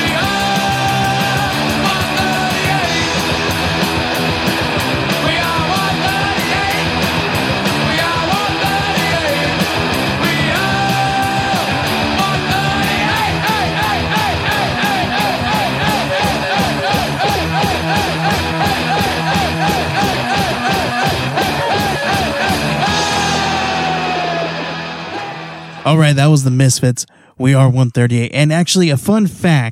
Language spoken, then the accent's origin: English; California, United States; moved away as an adult; now in Arizona, United States; we moved out to Arizona from California in, I think it was 2000, 2001. And I actually kind of stayed back. My mom moved out here. I was already 18